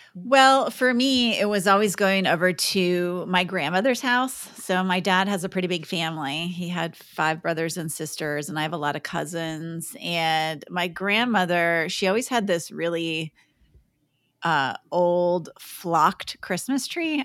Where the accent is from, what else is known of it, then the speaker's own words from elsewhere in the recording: Minnesota, United States; I grew up in Minnesota